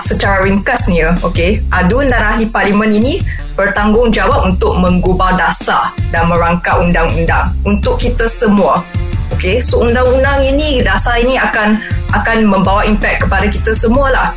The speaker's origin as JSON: {"language": "Malay", "country": "Malaysia", "said": "kita sebagai orang Malaysia sebagai rakyat"}